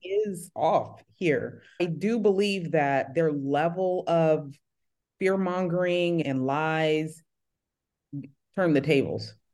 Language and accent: English; San Jose, California, United States; now in Redondo Beach, United States; I'm born and raised in San Jose, California, and now that's the Silicon Valley.